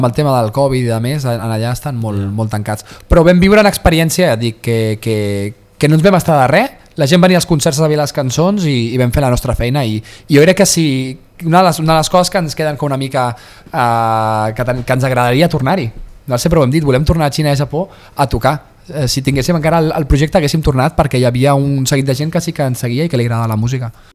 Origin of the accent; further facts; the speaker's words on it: Vilassar de Mar, Catalonia, Spain; anava al mercadillo de Vilassar de Mar, del meu poble